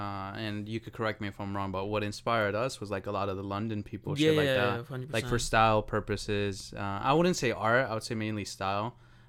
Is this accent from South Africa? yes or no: no; Colombia; Well, not that, but sometimes I think like, what if I had stayed in Colombia?